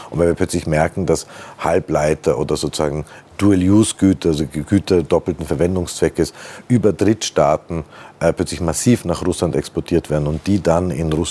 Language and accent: German; Austria; Das sind wir äh, Österreicher bei Gott kein Einzelfall.